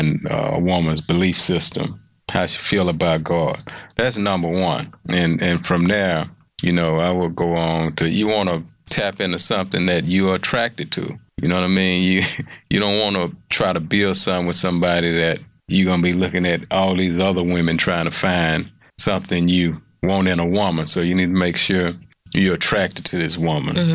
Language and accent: English; Houston, Texas, United States; I'm from Fifth Ward, transferred to a school from Third Ward